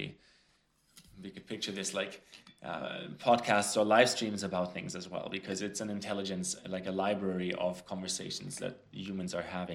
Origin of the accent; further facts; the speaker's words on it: Frankfurt, Hesse, Germany; moved away; Germany, actually, where I grew up, close to where I grew up in Frankfurt